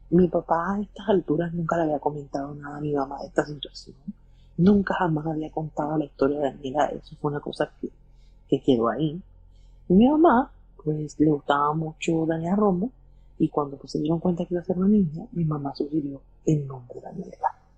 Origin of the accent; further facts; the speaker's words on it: Colombia; nosotros somos de Colombia, pero pues en ese momento mis abuelos eran inmigrantes eh, colombianos de Venezuela, vivían en Estados Unidos.